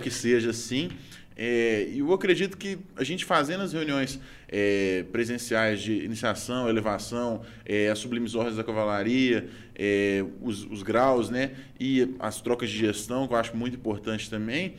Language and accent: Portuguese; Belo Horizonte, Minas Gerais, Brazil; eu sou daqui